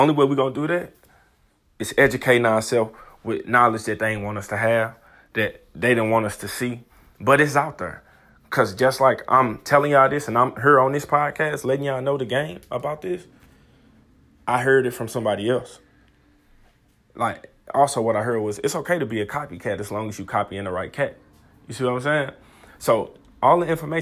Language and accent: English; St. Louis, Missouri, United States; I'm from St. Louis, Missouri, 26 years old